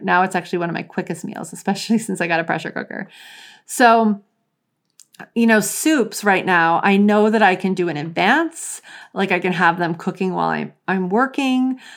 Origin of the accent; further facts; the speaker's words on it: New Orleans, Louisiana, United States; I grew up in New Orleans